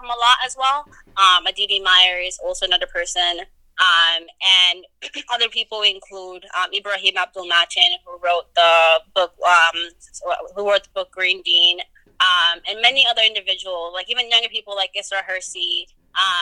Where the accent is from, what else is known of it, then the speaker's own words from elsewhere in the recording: Guinea; now in United States; I was born here, but, like, I still immigrated because I was raised in Guinea for, like, half my life. So I was still brought here at some point when I was older.